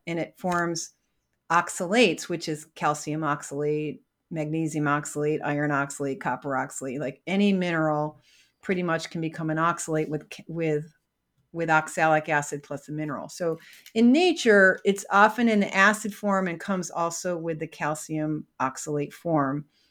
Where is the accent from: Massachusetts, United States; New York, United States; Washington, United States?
New York, United States; Syracuse; I grew up in Syracuse, New York